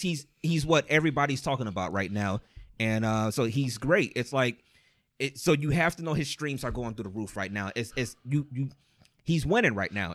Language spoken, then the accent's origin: English; Cleveland, Ohio, United States; we're all from Cleveland